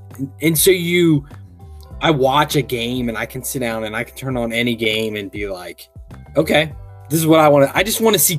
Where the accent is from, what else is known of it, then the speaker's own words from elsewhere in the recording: Erlanger, Kentucky, United States; Born and raised in Erlanger, Kentucky.